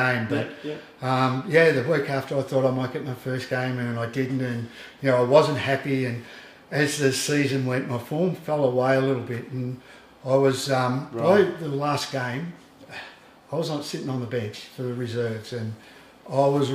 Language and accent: English; Heathcote, Victoria, Australia; moved away; I come from Heathcote